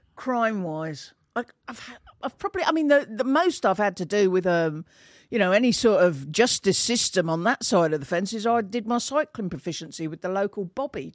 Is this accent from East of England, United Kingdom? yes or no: yes; Bedford, East of England, United Kingdom; I grow, grew up in, um, a town called Bedford